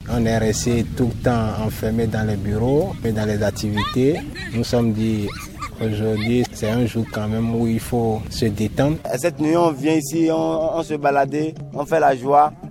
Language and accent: French; Benin; Moi, je suis d'accord avec lui que, en tant que béninois, un béninois, nous, nous sommes les Africains.